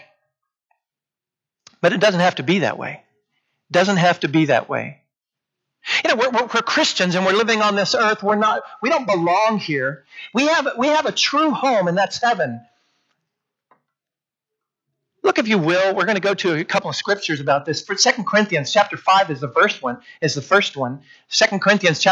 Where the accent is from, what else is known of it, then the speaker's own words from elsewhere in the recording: Port Isabel, Amarillo, Texas, United States; When I was in fifth grade, we moved from Port Isabel, Texas up to Amarillo.